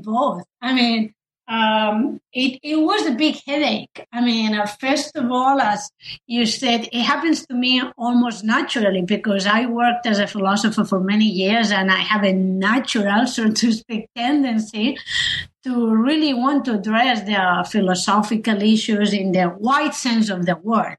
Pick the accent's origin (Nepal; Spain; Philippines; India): Spain; moved away; I I come from Spain